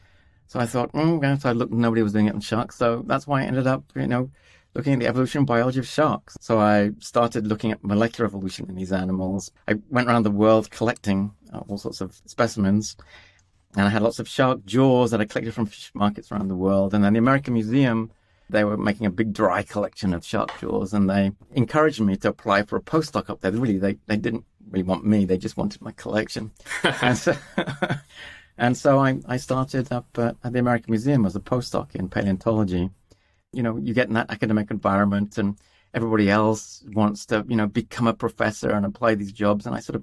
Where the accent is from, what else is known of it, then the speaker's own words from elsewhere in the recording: Tanzania; I was born in Tanzania and grew up in East Africa, and was surrounded by all this amazing wildlife, elephants and giraffes and wildebeest.